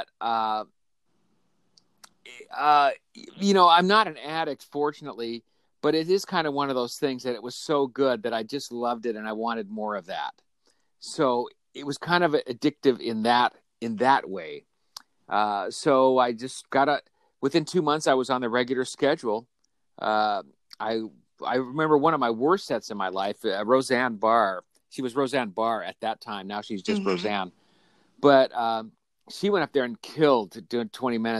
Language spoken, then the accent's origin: English; Colorado, United States; now in Los Angeles, United States; So I grew up in Colorado. That's where I'm from originally. I live in Los Angeles now